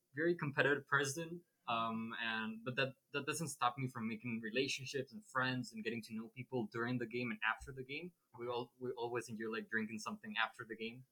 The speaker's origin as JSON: {"language": "English", "country": "Honduras", "moved": "as an adult", "lives_now": "Monterrey, Mexico", "said": "I'm originally from Honduras"}